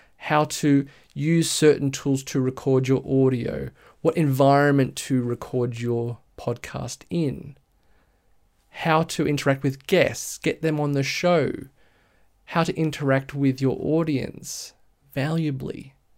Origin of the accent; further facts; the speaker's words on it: Blue Mountains, west of Sydney, New South Wales, Australia; I'm from Sydney, Australia, a bit west of Sydney, actually, in the Blue Mountains.